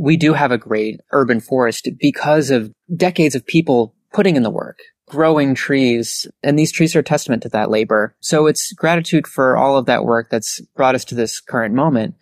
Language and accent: English; Lewisburg, Pennsylvania, United States; also born or lived in Northfield, Minnesota / Lund, Sweden; I grew up in Lewisburg, Pennsylvania, and that's where I currently live